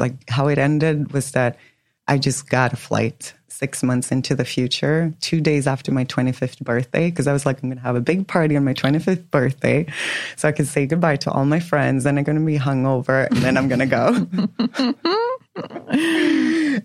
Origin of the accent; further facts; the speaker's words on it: Sweden; moved away as an adult; also born or lived in New York; now in Miami, United States; born and raised in Sweden. So I was in Sweden until I was 25